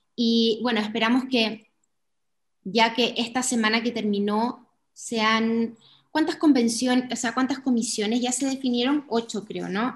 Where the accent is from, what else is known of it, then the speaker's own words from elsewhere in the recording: Tarapacá, Chile; also born or lived in Santiago, Chile; yo nací en Santiago, pero criada en la región de Tarapacá